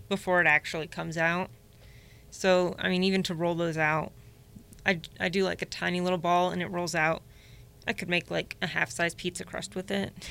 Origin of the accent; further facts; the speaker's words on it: Indianapolis, Indiana, United States; now in Northwest Indiana, United States; I was born in Indy, um, moved up here eight years ago